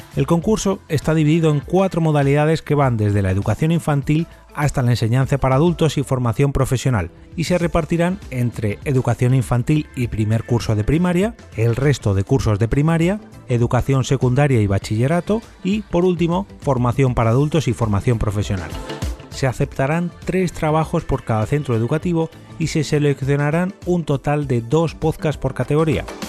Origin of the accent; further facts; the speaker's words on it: Madrid, Community of Madrid, Spain; Soy de Madrid